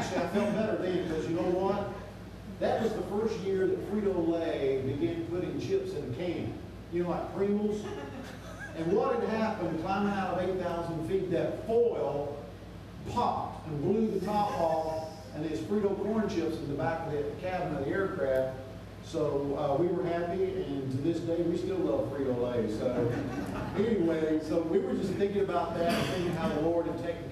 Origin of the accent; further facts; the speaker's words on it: South Miami, Florida, United States; moved away as an adult; I grew up in South Miami